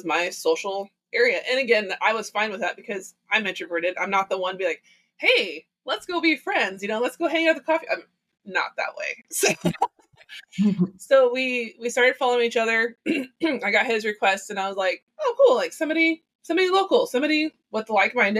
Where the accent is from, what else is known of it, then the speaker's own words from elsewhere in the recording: Lebanon, Oregon, United States; moved away as an adult; also born or lived in Texas / Kennewick, Washington; I'm from Oregon, and I moved to Texas. Yes. Grew up in Lebanon